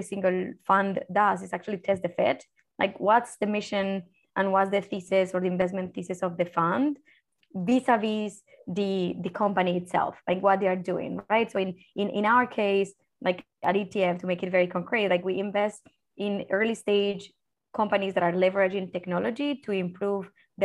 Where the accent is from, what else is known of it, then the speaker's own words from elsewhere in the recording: Colombia; moved away; me as a Colombian, as a Latin American